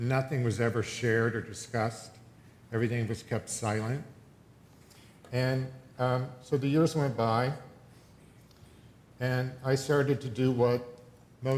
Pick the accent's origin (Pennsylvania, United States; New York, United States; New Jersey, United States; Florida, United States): Pennsylvania, United States; I grew up in Pennsylvania on a dairy farm